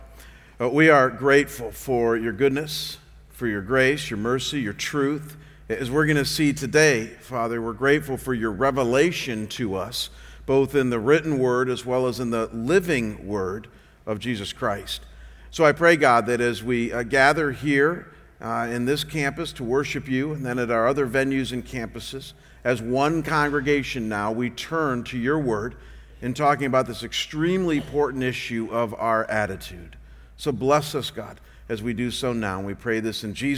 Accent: Chagrin Falls, Ohio, United States; I come from a small town outside of Cleveland called Chagrin Falls

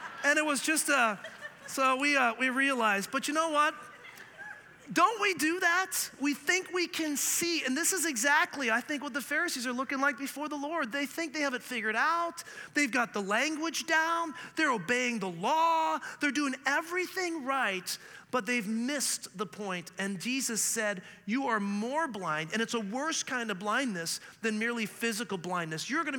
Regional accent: Canada; also born or lived in Scotland; I mean, I'm a Canadian who grew up learning French, who's actually from Scotland.

